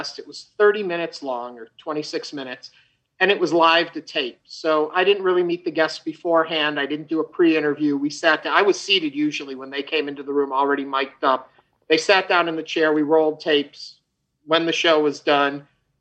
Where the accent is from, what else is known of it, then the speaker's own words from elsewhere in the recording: United States; moved away as an adult; also born or lived in Chicago; now in Houston, United States; I grew up outside of New York City.